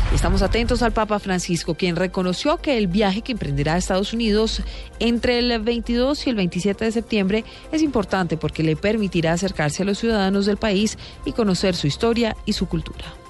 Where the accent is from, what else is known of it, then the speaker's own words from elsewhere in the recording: Cúcuta, Norte de Santander, Colombia; now in Punto Fijo, Venezuela; soy de Cúcuta, pero hace muchos años migré para allá, para Venezuela.